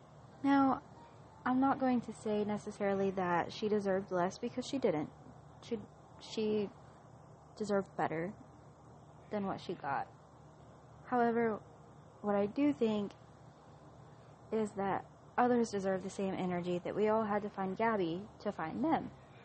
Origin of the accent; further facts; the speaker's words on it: Florida, United States; moved away as an adult; now in Oregon, United States; Oregon currently with my husband. I will be moving at some point because I'm a military wife. I'm originally from Florida, and I lived in Florida until I got married.